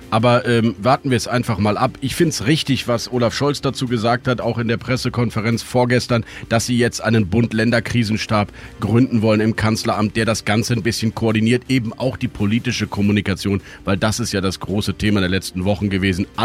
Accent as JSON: {"language": "German", "region": "Rhineland", "country": "Germany", "said": "Wir Rheinländer haben das bei uns frühzeitig schon"}